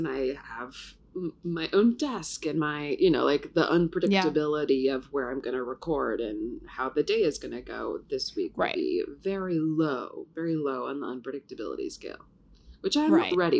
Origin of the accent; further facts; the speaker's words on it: Ohio, United States; also born or lived in Toledo; now in New York City, United States; I grew up in Ohio